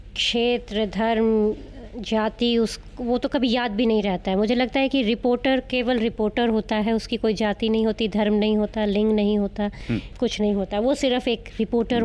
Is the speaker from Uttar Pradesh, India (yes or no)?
no; Punjab, India; मैं पंजाब से आती हूँ